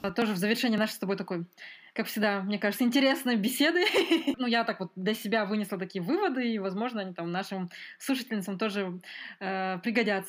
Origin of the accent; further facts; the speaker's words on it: Almaty, Kazakhstan; moved away as an adult; also born or lived in Northern Kazakhstan / Ukraine; я большую часть прожила в Алмате